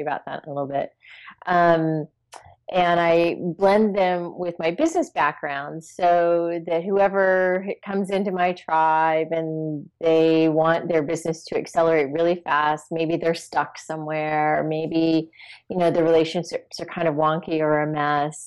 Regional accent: East Coast, United States; moved away as an adult; now in California, United States; I grew up on the East Coast where it snowed, it was cold

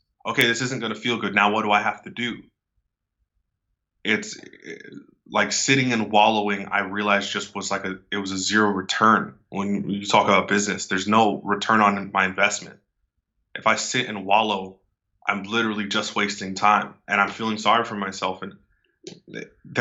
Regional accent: right outside of San Francisco, California, United States; I'm from California, right outside of San Francisco

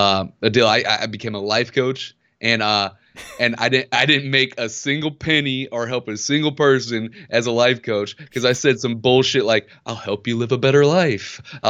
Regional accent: Ferguson, Missouri, United States; And we grew up in Ferguson, Missouri.

